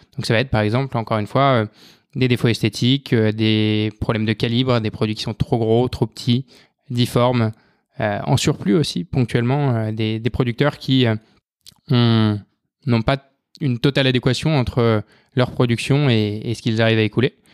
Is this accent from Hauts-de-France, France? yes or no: yes; north of Arras, Hauts-de-France, France; moved away; also born or lived in Lyon; je viens du, nord d'Arras